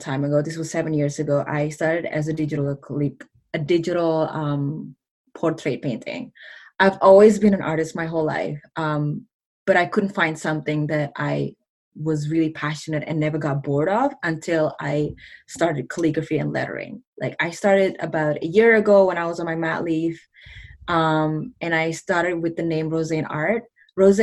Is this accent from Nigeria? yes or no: no; Mississauga, Ontario, Canada; English is a second language; I am from Mississauga, Ontario, Canada.